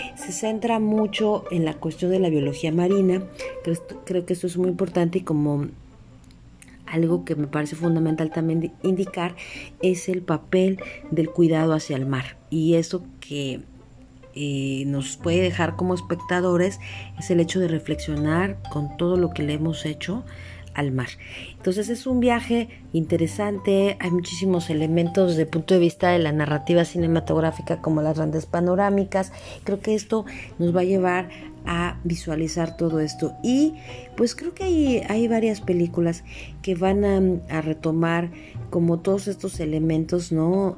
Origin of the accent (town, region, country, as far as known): Mexico